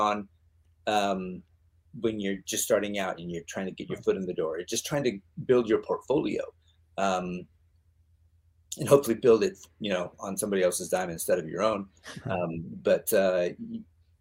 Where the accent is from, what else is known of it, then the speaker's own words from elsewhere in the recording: the Northwest, Oregon, United States; moved away as an adult; I grew up in the Northwest on a farm.